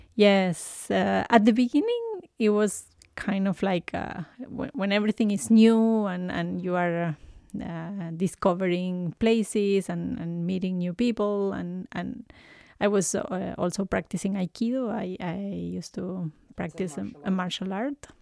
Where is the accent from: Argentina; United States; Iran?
Argentina; Buenos Aires; English is a second language; moved away as an adult; now in Canada; I was born in Argentina, in Buenos Aires